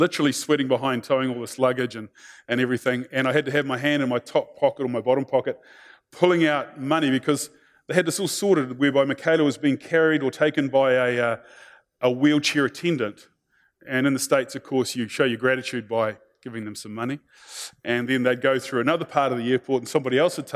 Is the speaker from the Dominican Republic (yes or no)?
no; New Zealand; being a Kiwi